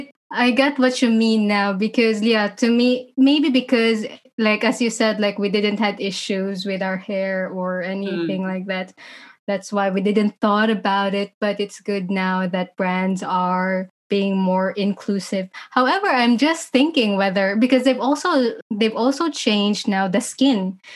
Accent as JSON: {"language": "English", "country": "Philippines", "moved": "yes"}